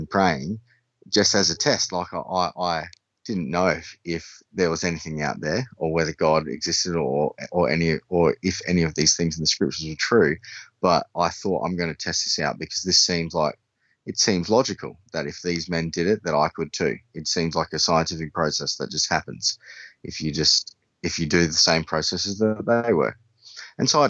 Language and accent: English; Australia; I'm from Australia, and I went to a private school. I had an interesting upbringing